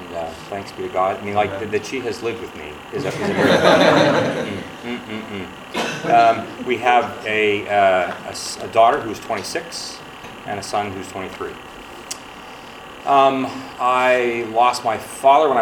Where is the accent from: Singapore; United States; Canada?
United States; Ohio; I was born and raised in Ohio.